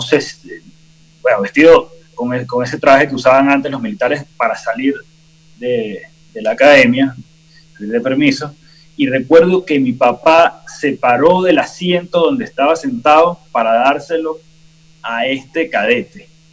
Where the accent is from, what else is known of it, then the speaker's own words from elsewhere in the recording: Venezuela; como venezolanos